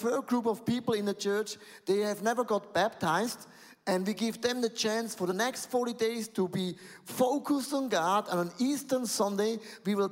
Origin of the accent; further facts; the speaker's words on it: Buchs, Switzerland; I'm coming from Buchs and Galm. It's close with a lot of cows living.